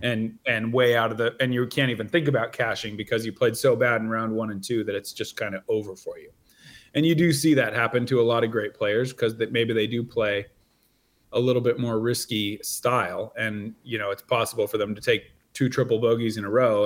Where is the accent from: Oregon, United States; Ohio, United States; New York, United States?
Oregon, United States; near Salem; also born or lived in East Coast, United States; I'm from near Salem. Yeah, yeah. my hometown is uh, about 45 minutes drive from where I live now